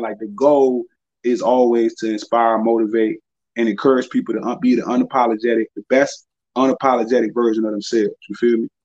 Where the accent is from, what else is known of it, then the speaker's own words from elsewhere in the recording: Danville, Virginia, United States; I'm from Danville